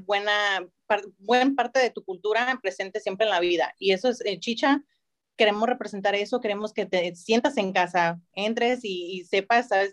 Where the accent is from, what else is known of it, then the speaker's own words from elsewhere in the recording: Los Angeles, California, United States; moved away as an adult; also born or lived in Michoacán, Mexico (parents); now in Salem, United States; Yo sí nací en Los Ángeles, soy de primera generación aquí